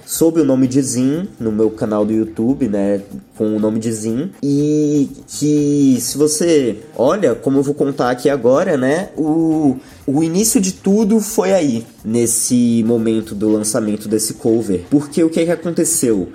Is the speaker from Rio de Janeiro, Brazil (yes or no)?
no; São Paulo, Brazil; also born or lived in London, United Kingdom / Wales, United Kingdom; Eu nasci aqui em São Paulo, capital mesmo, que é onde eu moro até hoje, mas durante a minha infância eu passei mais ou menos quatro anos morando no Reino Unido.